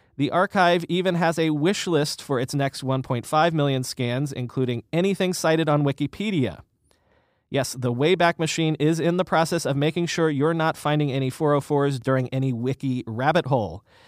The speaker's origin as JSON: {"language": "English", "region": "the South", "country": "United States", "tie": "born or raised there", "also_born_or_lived": "Northeast United States", "moved": "yes", "lives_now": "New York, United States", "said": "I grew up in the South"}